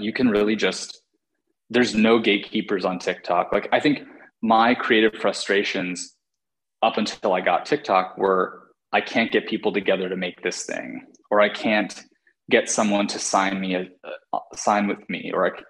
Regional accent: West Coast, United States; also born or lived in New York; now in Los Angeles, United States; I'm from the West Coast

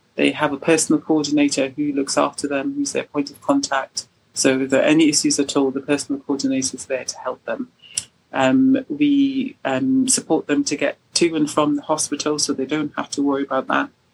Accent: Trinidad & Tobago; now in Kent, United Kingdom; I'm from the Caribbean, from Trinidad

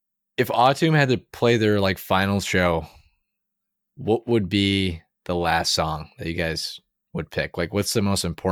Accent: Buffalo, New York, United States; They're from Buffalo, so that's like my hometown.

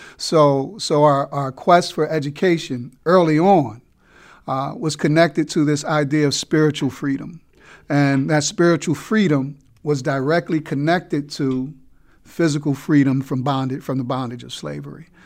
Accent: Newark, New Jersey, United States; also born or lived in New York City; now in Baltimore, United States; I was born and raised in Newark, New Jersey

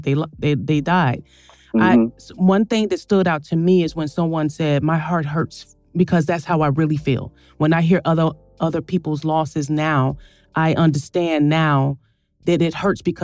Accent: Chicago, Illinois, United States; we grew up in Chicago where you couldn't show your emotions.

